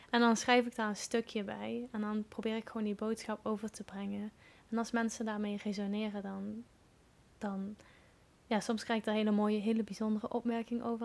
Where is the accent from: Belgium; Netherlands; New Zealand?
Netherlands; Limburg; moved away; also born or lived in Wales; ik ben geboren in Limburg, het mooie plekje Limburg. En daar woon ik nu momenteel ook weer tijdelijk